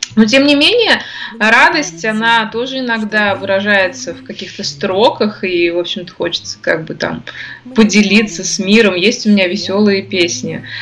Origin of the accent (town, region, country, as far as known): Ufa, Bashkortostan, Russia; born or raised there